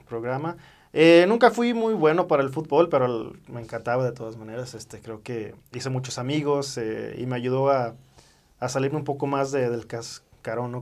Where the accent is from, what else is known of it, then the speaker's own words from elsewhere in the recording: United States; moved away; desde niño este, crecí en Estados Unidos